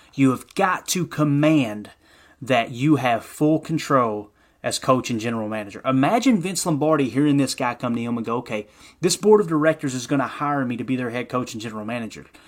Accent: Kentucky, United States; I, I grew up in Kentucky, so I'm a Kentucky Wildcat fan

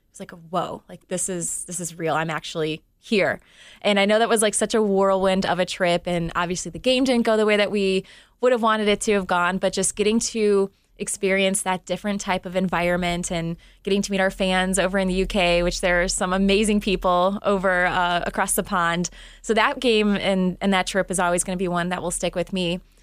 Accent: Cleveland, Ohio, United States; covering my hometown team

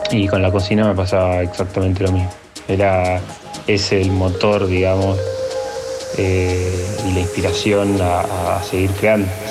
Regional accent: Bariloche, Río Negro, Argentina; moved away as an adult; now in Córdoba, Argentina; yo nací en Bariloche, Bariloche es una ciudad muy atravesada por el turismo y bueno, siempre recuerdo de, chico las salidas a comer con mi familia

